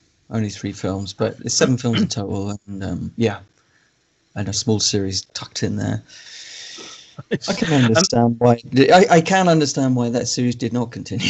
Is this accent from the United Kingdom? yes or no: yes; England, United Kingdom; accent: neutral English; I've got such a neutral English accent, it never really comes up for me because I don't, because my accent is the default BBC accent, basically